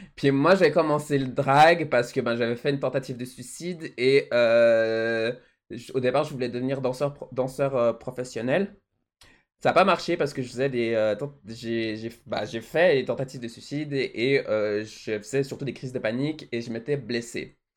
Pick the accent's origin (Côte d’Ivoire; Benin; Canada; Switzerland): Switzerland; also born or lived in Mauritius; de mon pays euh, d'origine, les fleurs de la Suisse, mon pays natal, mon, mon, pays où je vis